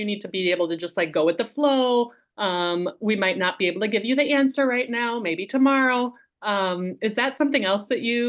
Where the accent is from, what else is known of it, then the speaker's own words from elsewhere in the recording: United States; moved away; also born or lived in Spain; I'm American, but I do have German roots.